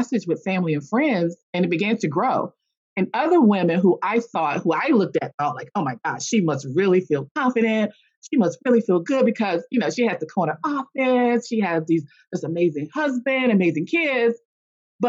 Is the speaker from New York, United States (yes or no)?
no; a small town in North Carolina, United States; also born or lived in Washington, D.C.; I was actually raised in a small town in North Carolina